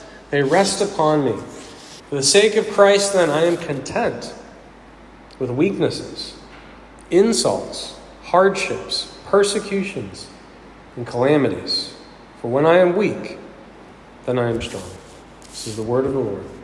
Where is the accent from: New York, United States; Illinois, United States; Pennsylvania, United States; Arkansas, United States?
Pennsylvania, United States; Pittsburgh; I was raised in Pittsburgh, and it's in my blood